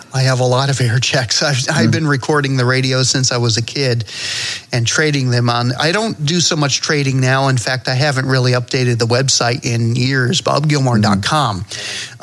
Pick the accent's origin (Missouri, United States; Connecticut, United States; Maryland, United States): Connecticut, United States; I'm I'm from Connecticut